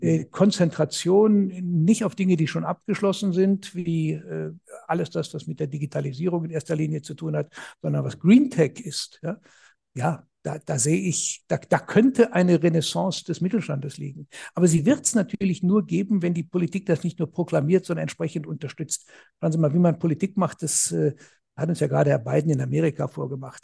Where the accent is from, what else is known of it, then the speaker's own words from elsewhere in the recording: Germany; bei uns in Deutschland